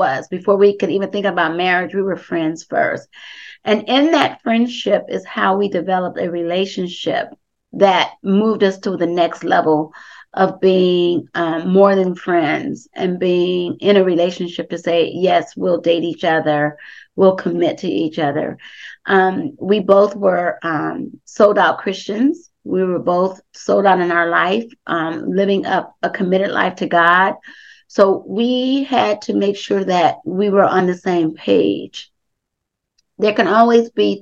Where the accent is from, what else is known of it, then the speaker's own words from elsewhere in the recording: Compton, California, United States; Darrell and I, we grew up together in Compton